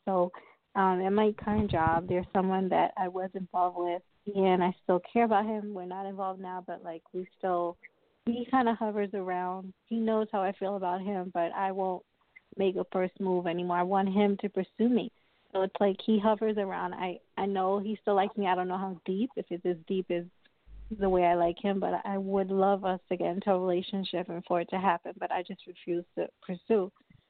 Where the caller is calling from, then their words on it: Long Island, New York, United States; I'm calling from Long Island, New York.